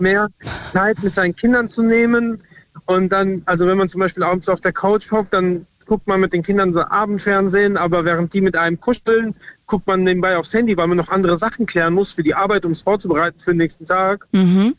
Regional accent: Lorsch, Hesse, Germany; ich komme aus Lorsch in Südhessen

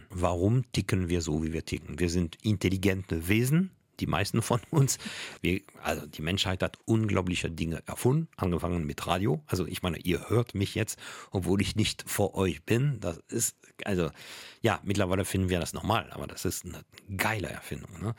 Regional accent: Paris, Île-de-France, France; dass ich als Kind in Paris einen äh, Nachbar hatte, der Wissenschaftler war, Paläontologe, und der mir tierisch viel erzählt hatte.

